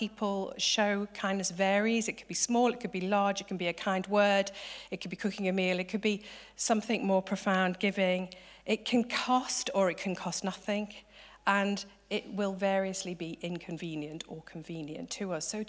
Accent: Liverpool, North West England, United Kingdom; I'm from Liverpool

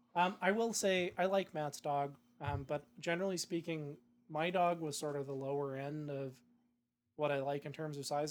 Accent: Saanich, British Columbia, Canada; also born or lived in Kihei, Maui; now in Edmonton, Canada; I was born in Victoria. I grew up, born and raised in a suburb of Victoria, Saanich.

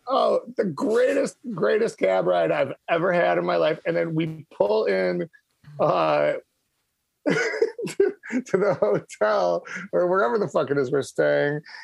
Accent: Chicago, Illinois, United States; we're from Chicago

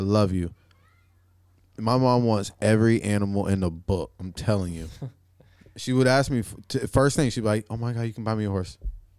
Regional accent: Pensacola, Florida, United States; we lived in this place called Wellington Arms in Pensacola, my hometown.

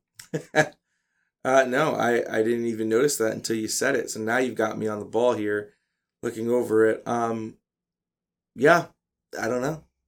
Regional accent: United States; as American Christians

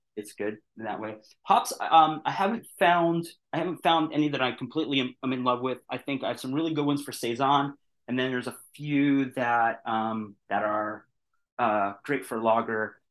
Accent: Pittsburgh, Pennsylvania, United States; I'm from Pittsburgh

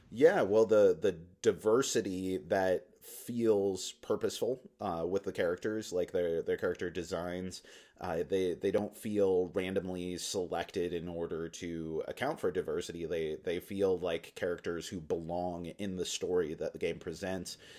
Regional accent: Alaska, United States; moved away; also born or lived in Philippines / New Delhi, India; having grown up in Alaska, I, and I've lived in lots of different places in the world

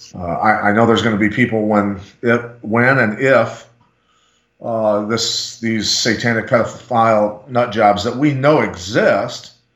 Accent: Bettendorf, Iowa, United States; here in my hometown of Bettendorf, Iowa

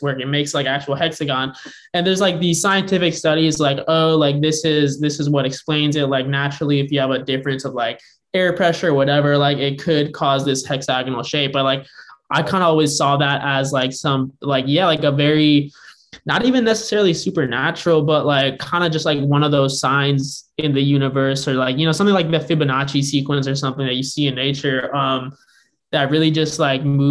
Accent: Bay Area, California, United States; I'm from the Bay Area. I do like definitely identify with being from the Bay Area.

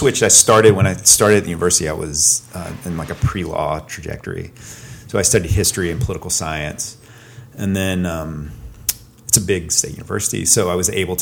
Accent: Atlanta, Georgia, United States; moved away as an adult; also born or lived in Boston; now in Athens, United States; I grew up in Atlanta

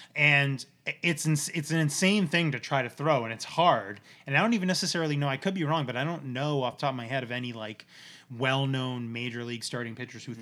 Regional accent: New Jersey, United States; I grew up in New Jersey.

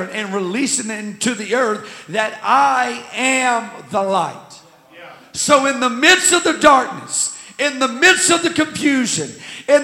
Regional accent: United States; as an American

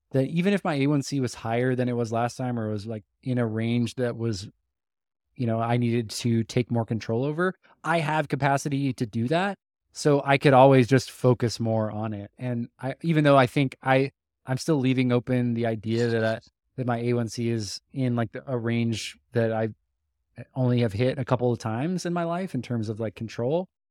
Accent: United States; we are American, we're Western

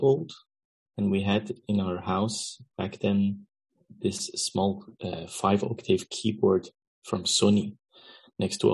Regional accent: Iran; moved away as an adult; also born or lived in Netherlands; now in Amsterdam, Netherlands; I'm originally from Iran, and I grew up there, and I came to Netherlands around 13 years ago

